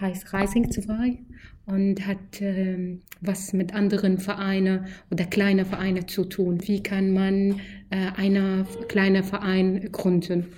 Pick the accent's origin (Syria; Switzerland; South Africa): Syria; German is a second language; moved away as an adult; now in Germany; Ich komme aus Syrien, bin ich hier seit fünf Jahren